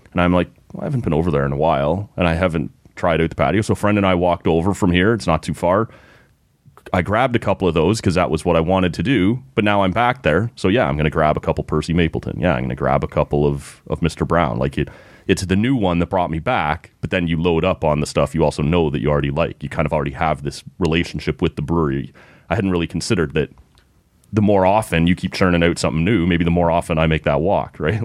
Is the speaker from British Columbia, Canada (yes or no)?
no; Oshawa, Ontario, Canada; moved away; I grew up in Oshawa